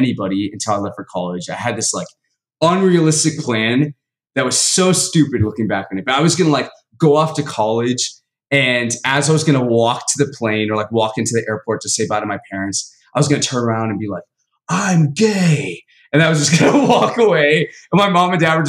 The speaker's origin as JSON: {"language": "English", "town": "Dallas", "region": "Texas", "country": "United States", "tie": "born or raised there", "said": "I was born in Dallas, Texas, born and raised. Southern boy all the way"}